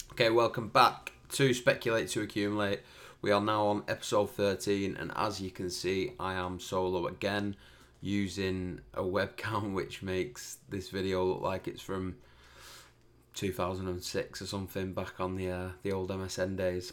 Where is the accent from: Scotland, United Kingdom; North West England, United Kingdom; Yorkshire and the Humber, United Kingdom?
North West England, United Kingdom; Preston; I'm from Preston